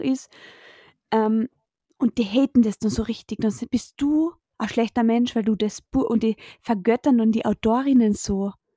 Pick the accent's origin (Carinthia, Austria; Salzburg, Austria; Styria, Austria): Carinthia, Austria; Spittal an der Drau; bei uns in Spital Drau